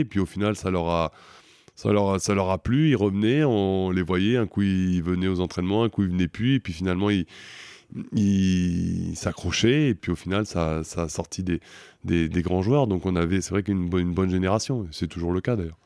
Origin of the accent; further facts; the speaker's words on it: Paris region, Val-de-Marne, Île-de-France, France; moved away as an adult; now in Toulouse, France; J'ai grandi dans la région parisienne, dans le 94